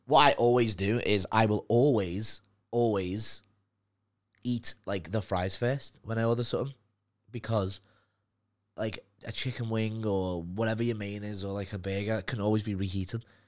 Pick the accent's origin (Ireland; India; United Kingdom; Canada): United Kingdom; Liverpool, North West England; accent: Liverpool; now in London, United Kingdom; my accent